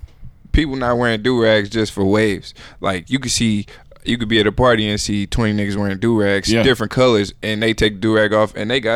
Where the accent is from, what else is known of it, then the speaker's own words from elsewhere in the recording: St. Louis, Missouri, United States; moved away; I'm from St. Louis.